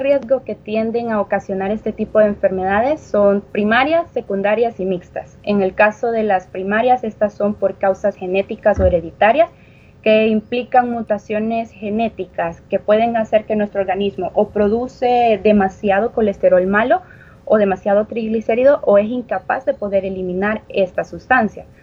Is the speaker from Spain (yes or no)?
no; El Salvador; como cultura salvadoreña